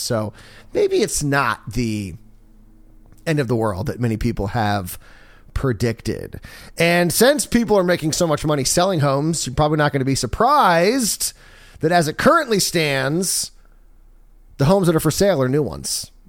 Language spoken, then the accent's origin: English; Maryland, United States; moved away; I'm from Maryland